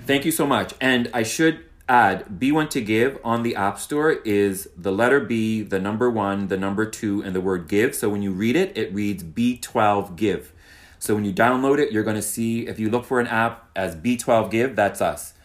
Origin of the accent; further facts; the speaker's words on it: Halifax, Nova Scotia, Canada; now in Toronto, Canada; I'm from Halifax, so why not go to my hometown